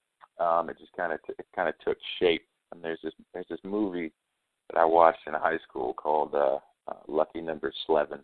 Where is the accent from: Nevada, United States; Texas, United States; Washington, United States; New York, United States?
Nevada, United States; Reno; now in Nashville, United States; I grew up in Reno or just on the outside